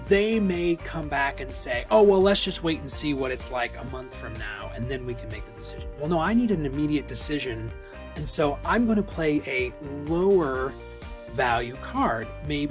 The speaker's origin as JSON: {"language": "English", "region": "the North", "country": "United States", "said": "So I'm from the North. And so if you're a Yankee like me"}